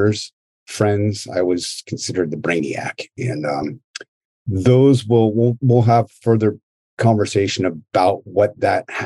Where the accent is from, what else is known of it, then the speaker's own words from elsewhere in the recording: Marin County, California, United States; also born or lived in Daly City, California; I was born and raised in Daly City and moved over to Marin County when I was, 5 years old, and grew up there for, I don't know, up until I was in graduated high school